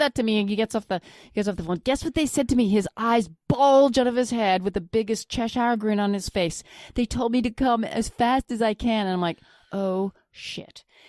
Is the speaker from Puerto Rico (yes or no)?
no; Flin Flon, Manitoba, Canada; moved away; My hometown